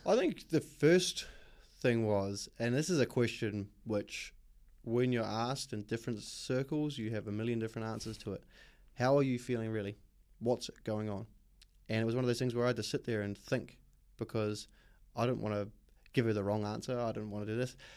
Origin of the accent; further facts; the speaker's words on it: Auckland, New Zealand; moved away as an adult; also born or lived in Australia; I was born in West Auckland. Um, born and bred, grew up in West Auckland up until I was about eighteen